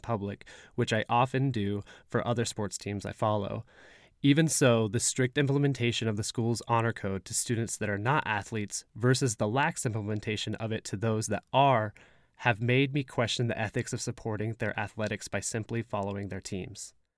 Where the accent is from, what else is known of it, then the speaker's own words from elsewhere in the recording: Provo, Utah, United States; Growing up in Provo